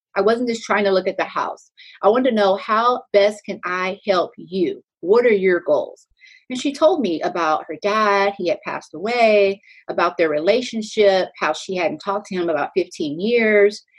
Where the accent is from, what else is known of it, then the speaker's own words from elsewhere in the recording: Pflugerville, Texas, United States; also born or lived in Clarendon, Texas; I'm originally from Pflugerville, Texas